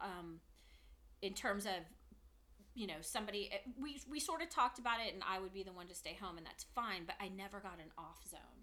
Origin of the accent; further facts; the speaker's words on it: Danville, California, United States; moved away as an adult; now in Santa Barbara, United States; I'm from the Bay Area. Danville, go Danville, love it.